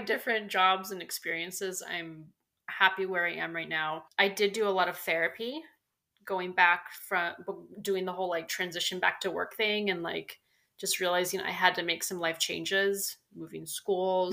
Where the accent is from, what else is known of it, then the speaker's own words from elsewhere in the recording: San Diego, California, United States; also born or lived in Maryland / Colorado; So I, I grew up in San mm. Diego